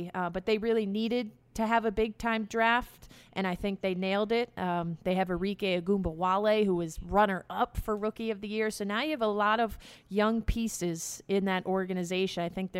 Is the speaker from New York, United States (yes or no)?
yes; White Plains, New York, United States; moved away; my hometown, which I love, White Plains, New York, but it's not a big-time city.